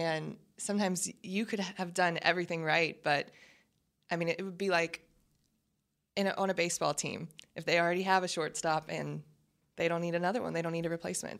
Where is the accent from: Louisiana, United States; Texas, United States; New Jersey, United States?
Louisiana, United States; Baton Rouge; moved away as an adult; now in Dallas, United States; I'm from Baton Rouge. My family's from New Orleans. I grew up in Baton Rouge